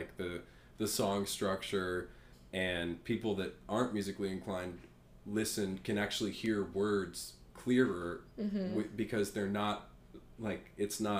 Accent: Atlanta, Georgia, United States; I was born and raised in Atlanta

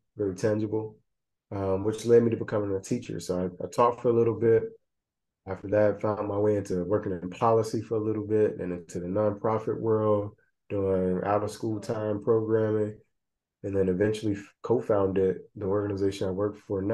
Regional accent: Middle Georgia, United States; I was born and raised in Middle Georgia, you know, where we say y'all and ain't, yes sir, no ma'am

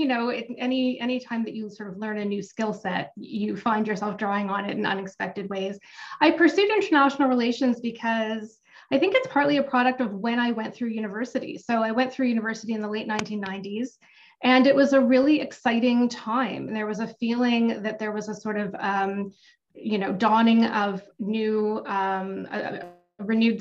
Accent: Toronto, Ontario, Canada; I grew up not far from where I live now. I grew up in Cedarvale

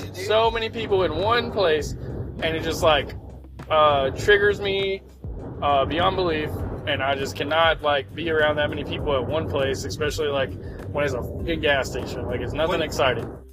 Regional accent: Fort Oglethorpe, Georgia, United States; I'm from Fort Oglethorpe, Georgia

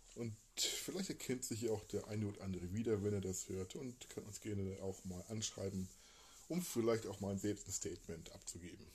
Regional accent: Hamburg, Germany; also born or lived in Emsland / Lübeck; also gebürtiger Hamburger, lebte eine Zeit lang, dann Kindheit verbracht in Rumst, äh, Rumsdorf, eine kleine Trabantenstadt quasi, Speckgürtel von Hamburg

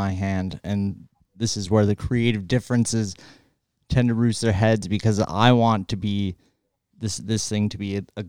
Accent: Canada; we're from Canada.

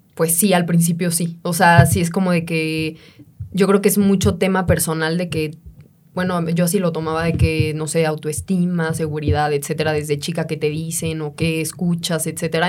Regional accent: Mexico; also born or lived in Mexico City

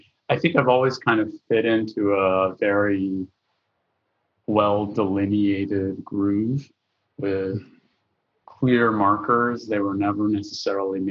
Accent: Texas, United States; I grew up in Texas and in a family of Palestinian refugees and Lebanese immigrants

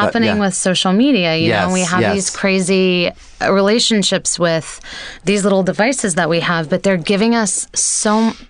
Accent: Mississippi, United States; born or raised there

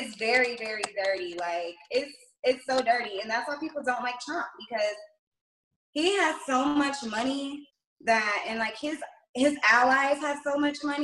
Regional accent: Macon, Georgia, United States; I'm from Macon, Georgia.

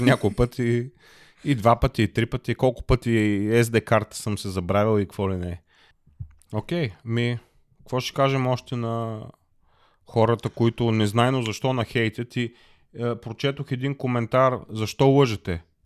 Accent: Plovdiv, Plovdiv Province, Bulgaria; moved away as an adult; now in Germany; аз съм българин, роден съм в България, роден съм в Пловдив, до 30 години съм живял в България

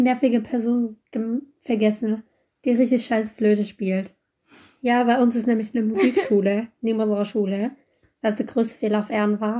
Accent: Italy; ich komme aus Italien. Meine Eltern sind Italiener.

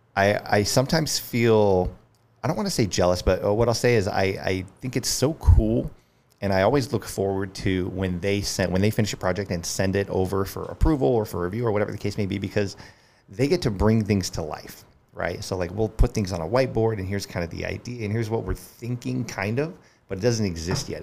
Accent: Colorado Springs, Colorado, United States; moved away as an adult; also born or lived in Denver, Colorado / Littleton, Colorado; now in Charleston, United States; I grew up in Colorado Springs and then moved to Denver

